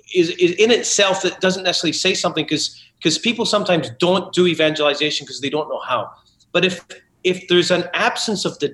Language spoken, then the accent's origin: English; Scotland, United Kingdom; I was raised Catholic in Scotland